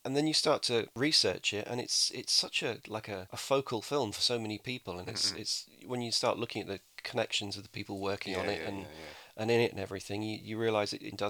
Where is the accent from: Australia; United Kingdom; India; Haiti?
United Kingdom; England; because I'm English.